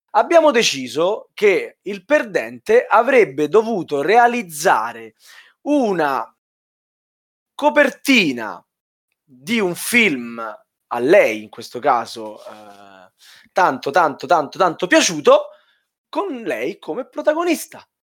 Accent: Southern Italy, Italy; io sono il terrone fra di voi

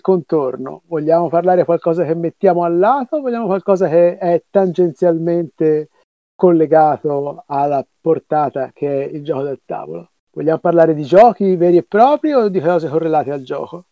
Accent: Florence, Tuscany, Italy; io sono di Firenze

